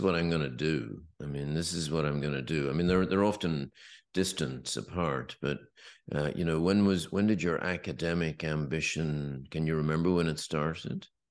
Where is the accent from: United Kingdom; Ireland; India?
Ireland; west of Ireland; when I was growing up in the West, in the, in the West of Ireland